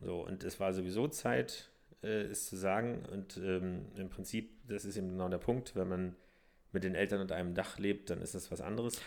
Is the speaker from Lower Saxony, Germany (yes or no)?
no; southern Brandenburg, Germany; born or raised there; also born or lived in Berlin